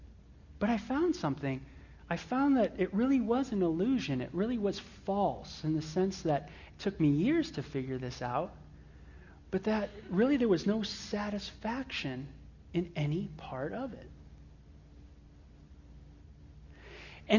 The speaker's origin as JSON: {"language": "English", "town": "Los Angeles", "region": "California", "country": "United States", "tie": "born or raised there", "said": "I was raised in the San Fernando Valley of Southern California, North Hollywood of all places."}